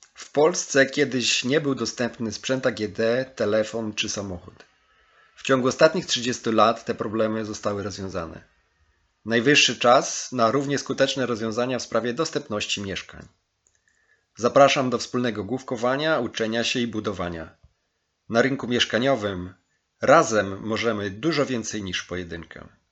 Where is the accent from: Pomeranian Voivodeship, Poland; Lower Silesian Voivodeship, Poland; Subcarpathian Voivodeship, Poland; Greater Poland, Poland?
Subcarpathian Voivodeship, Poland; Stalowa Wola; Tym miastem jest Stalowa Wola, moje rodzinne miasto